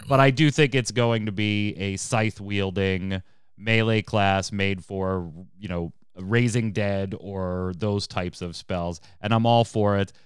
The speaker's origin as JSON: {"language": "English", "country": "United States", "said": "I'm American"}